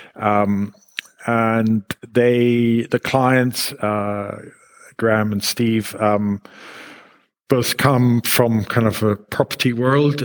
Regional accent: Israel; moved away as an adult; now in United Kingdom; I was born in Israel and I grew up in Israel

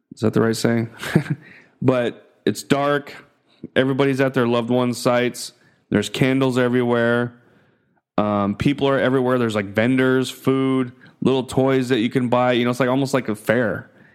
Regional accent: United States; moved away as an adult; now in Philippines; growing up in the States, you know? Being born, you know, being an American

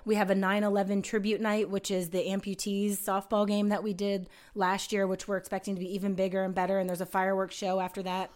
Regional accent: Allentown, Pennsylvania, United States; moved away as an adult; now in Huntsville, United States; my hometown in Allentown, Pennsylvania

